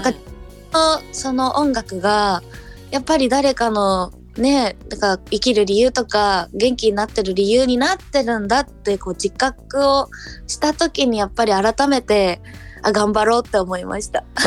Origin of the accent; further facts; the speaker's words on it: Chiba, Japan; also born or lived in Fukuoka; 私は福岡生まれの千葉育ちなので